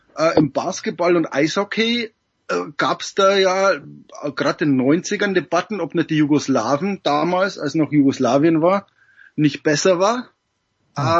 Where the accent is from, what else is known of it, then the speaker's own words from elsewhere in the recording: Regensburg, Bavaria, Germany; ich komme aus der Stadt mit dem größten Baseballstadion in Deutschland. Mhm. Um, ähm, in Regensburg